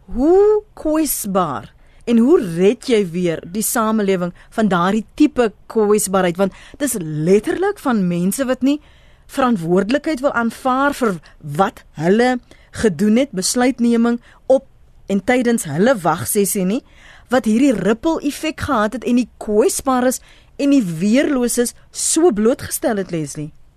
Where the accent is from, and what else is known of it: South Africa